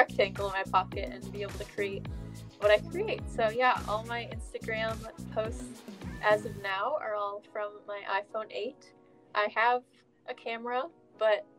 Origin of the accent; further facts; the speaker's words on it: Midwest United States, United States; I'm a teenager from the Midwest United States.